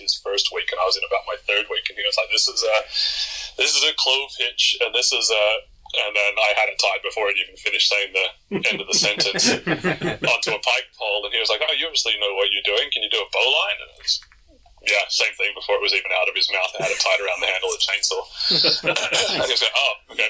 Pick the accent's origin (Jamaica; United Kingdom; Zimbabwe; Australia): Australia; now in Canada; I grew up in Australia